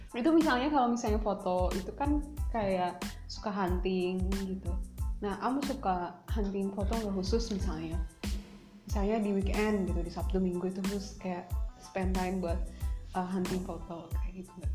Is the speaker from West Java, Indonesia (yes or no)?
yes; West Java, Indonesia; accent: Sundanese intonation; kita orang Sunda